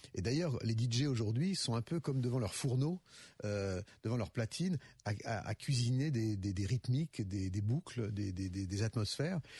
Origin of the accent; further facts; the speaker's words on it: Lyon, Auvergne-Rhône-Alpes, France; pour moi en tant que lyonnais